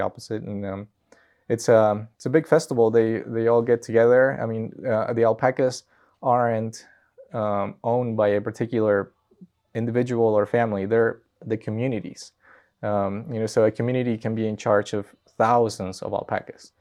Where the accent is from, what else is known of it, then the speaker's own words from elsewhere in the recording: Peru; now in Colorado, United States; I'm from Peru.